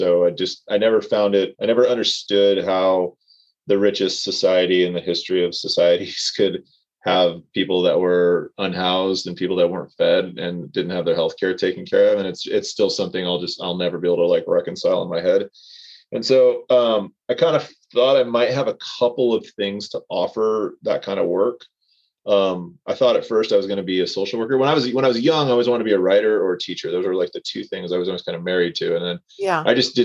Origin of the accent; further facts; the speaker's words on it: Anaheim, California, United States; also born or lived in Placentia, California / Brea, California / La Habra, California / Orange, California; I'm a North Orange County kid, born and raised. I was born in Anaheim, lived in Placentia, Brea, La Habra